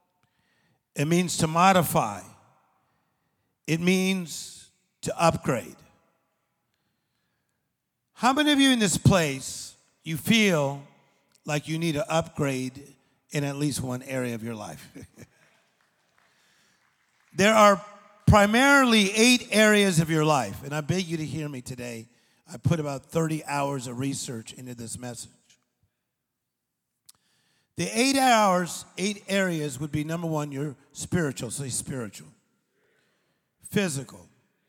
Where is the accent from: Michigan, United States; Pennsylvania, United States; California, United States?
California, United States; Compton, East Los Angeles, Whittier; I was born in Compton, then we went to a part of East L.A., then we went across the street from Pioneer High School